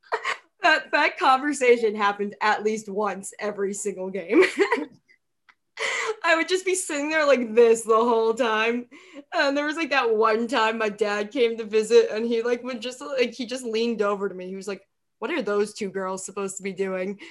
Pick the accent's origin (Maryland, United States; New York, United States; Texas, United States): New York, United States; moved away as an adult; also born or lived in Minnesota; I'm from New York, but I went to college in Minnesota.